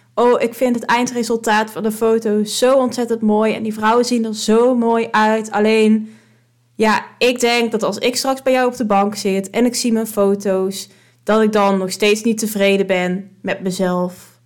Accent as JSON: {"language": "Dutch", "town": "Drunen", "region": "North Brabant", "country": "Netherlands", "moved": "as an adult", "lives_now": "Weert, Netherlands", "said": "de vrienden die ik destijds had in Drunen. Eh, in het dorpje waar ik vandaan kom"}